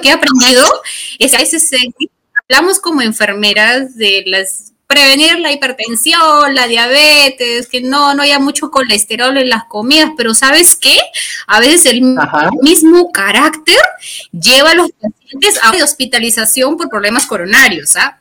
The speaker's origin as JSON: {"language": "Spanish", "town": "Chiclayo", "region": "Lambayeque", "country": "Peru", "moved": "yes", "lives_now": "Lima, Peru", "said": "yo soy de Chiclayo. Yo, bueno, actualmente radico en la ciudad de Lima"}